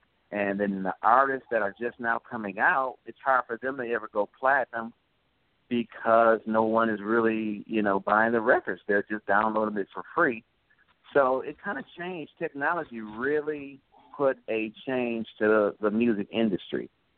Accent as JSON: {"language": "English", "town": "Clarksdale", "region": "Mississippi", "country": "United States", "said": "But I grew up, like I said, listening to a lot of blues because, well, we're from Clarksdale, Mississippi, where a lot of people know that's where the …'s and a lot of the blues were started, actually."}